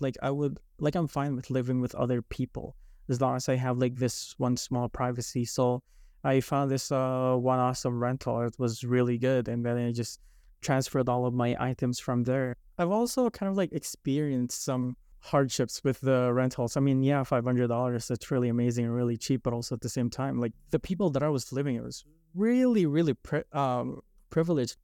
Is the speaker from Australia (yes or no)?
no; Philippines; moved away; I grew up in the Philippines